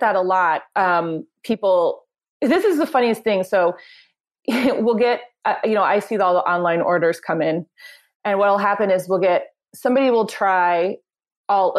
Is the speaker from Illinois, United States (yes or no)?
no; Springfield, Missouri, United States; moved away as an adult; also born or lived in New York City; I moved back to my hometown of Springfield, Missouri